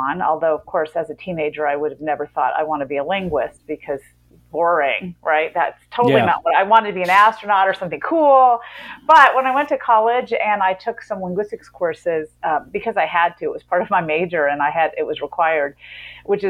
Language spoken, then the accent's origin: English; Memphis, Tennessee, United States; I grew up in Memphis, Tennessee